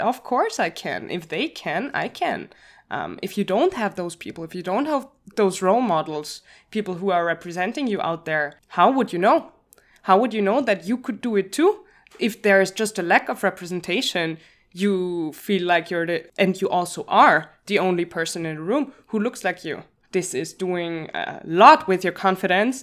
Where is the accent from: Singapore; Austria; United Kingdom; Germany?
Austria; Vienna; moved away as an adult; now in Brussels, Belgium; I'm from Vienna